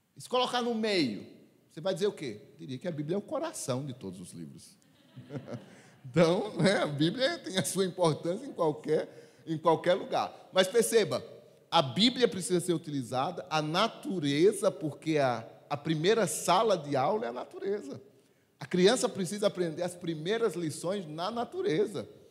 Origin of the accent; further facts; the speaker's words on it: Sertão, Brazil; eu sou lá do sertão e lá na minha terra dizia assim